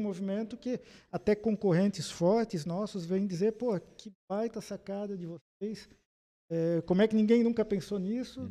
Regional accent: Blumenau, Santa Catarina, Brazil; eu sou nascido em Blumenau

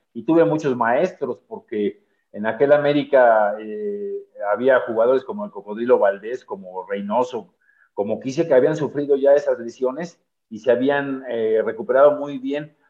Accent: Mexico City, Mexico; nosotros crecimos aquí en la colonia Nápoles

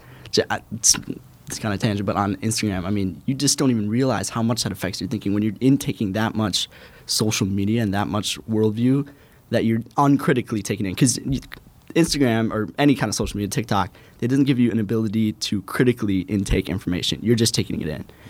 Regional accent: Robbinsdale, Minnesota, United States; I'm from Robbinsdale, Minnesota, right outside the Twin Cities

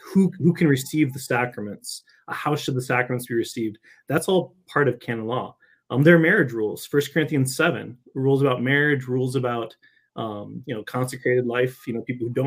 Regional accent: Michigan, United States; also born or lived in California / Rome; I'm from Michigan originally

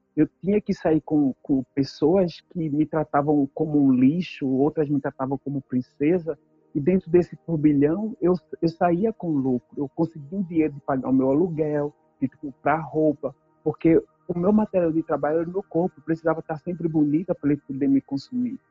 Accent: Northeast Region, Brazil; moved away as an adult; now in Canada; eu sou nordestina, sou preta, sou periférica

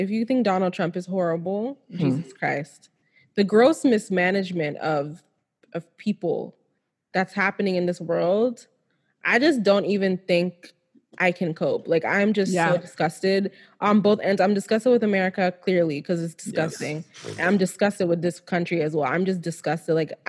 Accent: Nigeria; Every last Nigerian, we are the shit. Like, I'm not even trying to say that because I'm Nigerian.

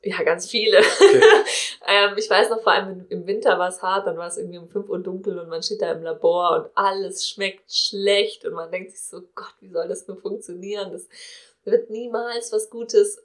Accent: Cologne, North Rhine-Westphalia, Germany; ich komme aus Köln

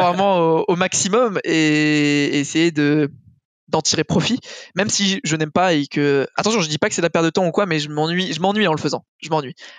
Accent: France; maintenant je suis français

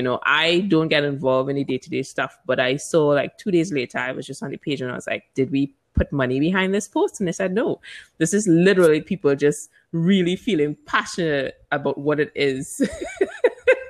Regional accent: Barbados; also born or lived in Trinidad and Tobago / London; I was born in Trinidad, which is Trinidad and Tobago in the Caribbean. And I moved to Barbados because my mom's from there. I grew up there

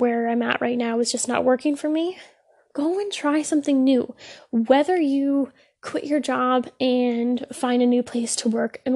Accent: Ontario, Canada; I am Canadian, I live in Ontario

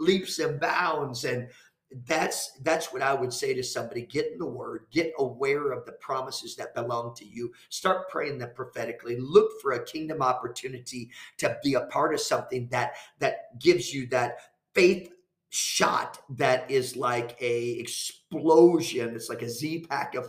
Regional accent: Ypsilanti, Michigan, United States; moved away; also born or lived in Chicago, Illinois; I was born in Ypsilanti, Michigan, in St. Joe's Hospital

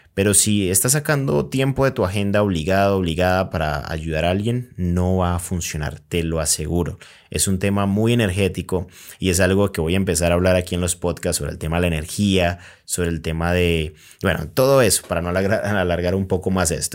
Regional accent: Colombia; yo soy de Colombia

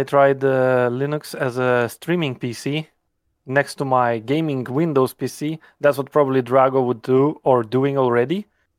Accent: Lithuania; I'm from Lithuania

